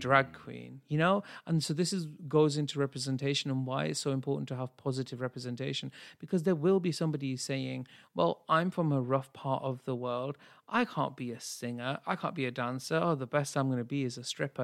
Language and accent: English; United Kingdom; as a Brit